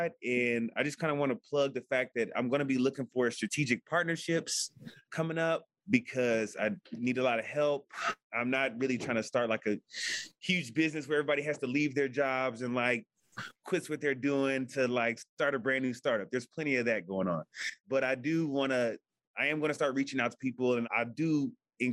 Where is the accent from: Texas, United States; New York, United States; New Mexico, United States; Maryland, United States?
Texas, United States; Houston; I'm from Houston